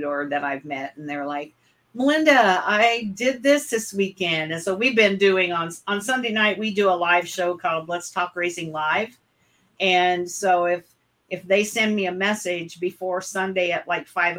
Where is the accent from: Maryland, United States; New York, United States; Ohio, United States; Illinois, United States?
Illinois, United States; West Central; I was born and raised in West Central Illinois, and I lived on a farm